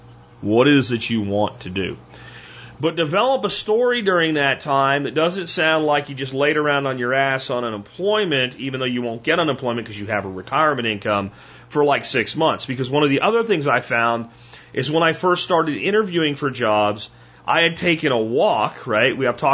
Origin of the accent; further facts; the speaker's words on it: Pennsylvania, United States; now in North Texas, United States; I decided that it was time to look beyond the small town where I grew up in Pennsylvania, and I came here to North Texas